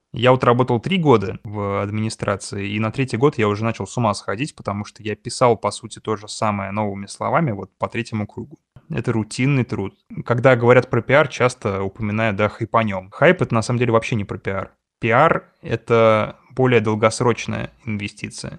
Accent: Russia; я из России

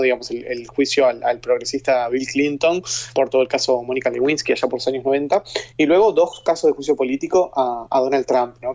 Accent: Uruguay; Soy uruguayo, estoy en Uruguay

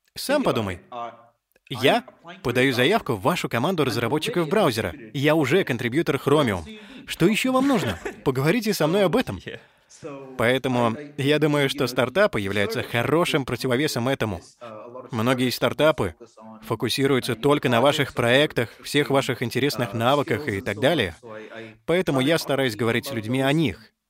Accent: India

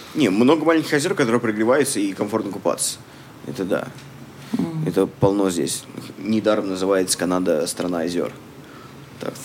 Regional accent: Samara, Samara Oblast, Russia; moved away as an adult; now in Canada; Я из России тоже, из Самары

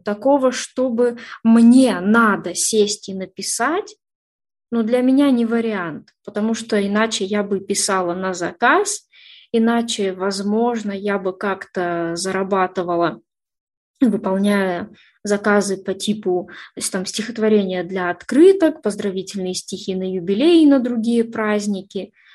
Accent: Orsk, Orenburg Oblast, Russia; moved away as an adult; now in Yekaterinburg, Russia; Родилась в Оренбургской области, город Орск, такой небольшой городок

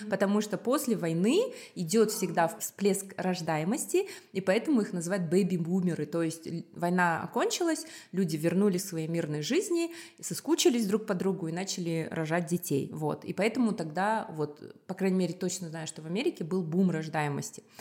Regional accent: Republic of Karelia, Russia; born there; им дали жилье в Карелии, и поэтому они туда переехали, вот, поэтому я родилась в Карелии, вот такая вот эм, история

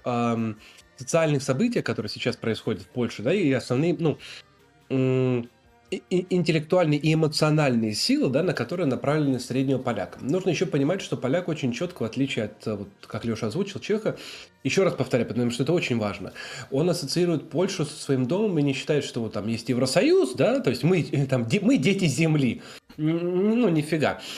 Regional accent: Moscow, Russia; also born or lived in Wrocław, Poland; now in Warsaw, Poland; мы с Москвы, с России

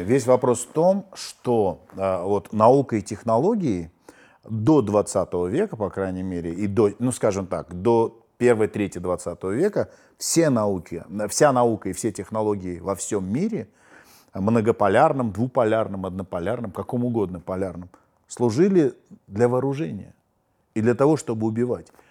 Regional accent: Armenia; мы диаспора, мы армяне

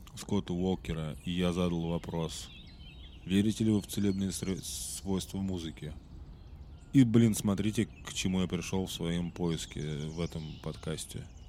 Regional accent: Russia; я э, из России

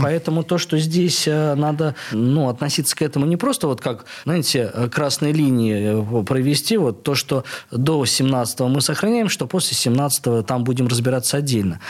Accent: Saint Petersburg, Russia; где я, э, рос, э, а я рос на Староневском

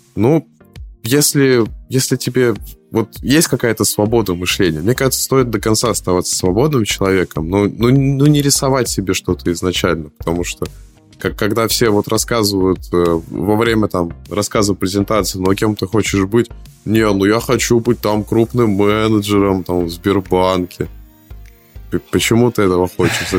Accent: Saint Petersburg, Russia; я из Питера, я звоню в Москву

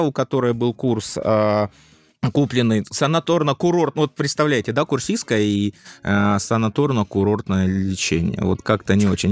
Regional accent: the South, southern Russia, Russia; я фанат юга, ну, потому что я южанин

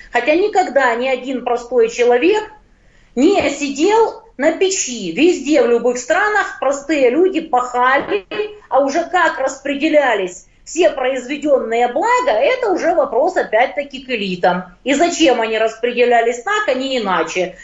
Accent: Ukraine; я из Украины

